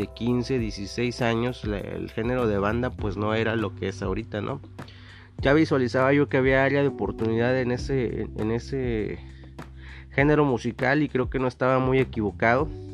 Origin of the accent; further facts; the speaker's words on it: Mexico; lo que nos identifica como mexicanos